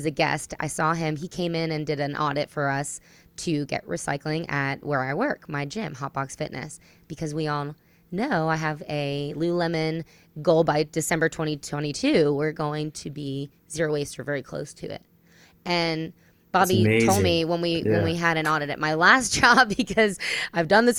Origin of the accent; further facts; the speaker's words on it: New Jersey, United States; now in Tennessee, United States; I'm from New Jersey originally